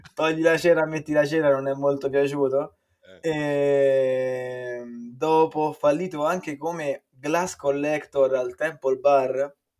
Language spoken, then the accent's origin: Italian; Viterbo, Lazio, Italy; moved away as an adult; now in Ireland; vengo da Viterbo